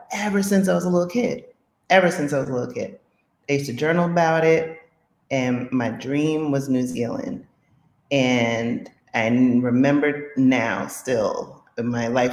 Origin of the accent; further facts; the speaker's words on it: New York City, New York, United States; moved away; When I was a kid, I grew up in the Bronx in Co-op City